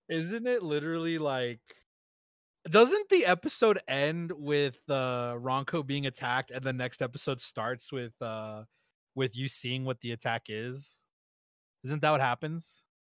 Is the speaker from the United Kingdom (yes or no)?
no; United States; me being an American